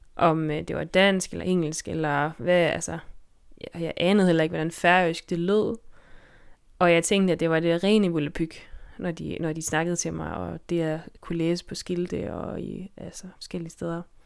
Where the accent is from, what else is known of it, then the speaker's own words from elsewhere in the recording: Denmark; moved away as an adult; now in Faroe Islands; jeg er fra Danmark, og altså, jeg bliver aldrig færing i den forstand